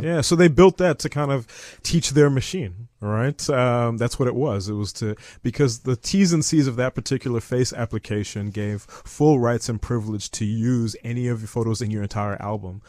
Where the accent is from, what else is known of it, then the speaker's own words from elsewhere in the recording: Zimbabwe; also born or lived in United States / Eastern Cape, South Africa; now in South Africa; I'm originally from Zimbabwe. My father is from Zim. My mother's from the Eastern Cape.